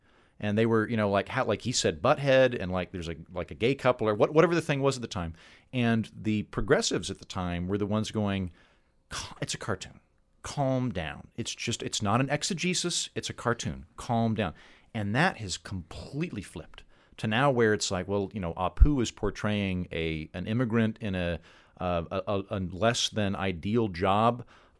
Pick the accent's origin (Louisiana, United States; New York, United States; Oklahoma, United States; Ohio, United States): Oklahoma, United States; I grew up in Oklahoma in the 80s, which is basically like the 50s for anyone else.